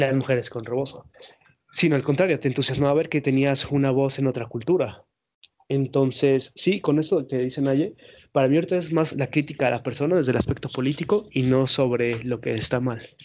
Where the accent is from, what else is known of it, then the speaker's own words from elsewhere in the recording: Mexico; todos somos mexicanos aquí los tres presentes